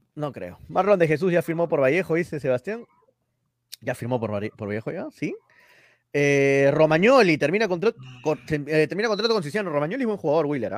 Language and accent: Spanish; Peru; soy peruano, pese a que soy hincha Melgar y todo, soy peruano